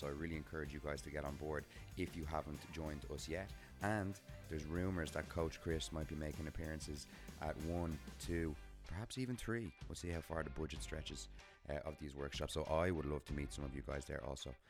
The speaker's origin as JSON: {"language": "English", "town": "Dublin", "region": "Leinster", "country": "Ireland", "tie": "born or raised there", "said": "Dublin, my hometown"}